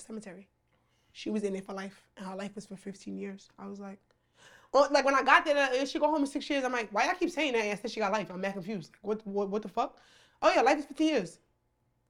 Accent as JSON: {"language": "English", "country": "United States", "said": "we're from America"}